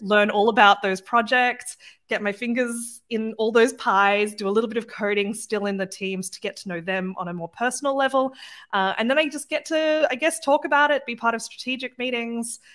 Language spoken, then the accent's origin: English; Australia; moved away as an adult; now in Germany; I'm not from Germany or the United States. I'm Australian